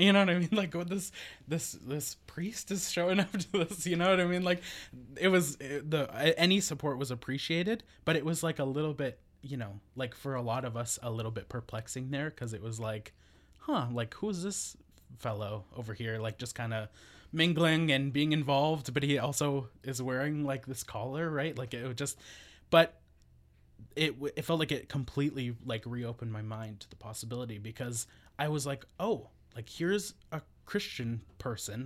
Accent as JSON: {"language": "English", "region": "northern Alberta", "country": "Canada", "tie": "born or raised there", "moved": "as an adult", "lives_now": "Victoria, Canada", "said": "I'm not from Victoria originally. I w, grew up in Treaty Eight territory in northern Alberta."}